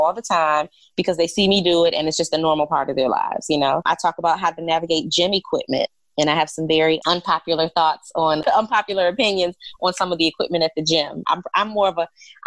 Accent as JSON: {"language": "English", "town": "Detroit", "region": "Michigan", "country": "United States", "moved": "yes", "lives_now": "Charlotte, United States", "said": "I'm originally from Detroit, but I have been living in Charlotte, North Carolina"}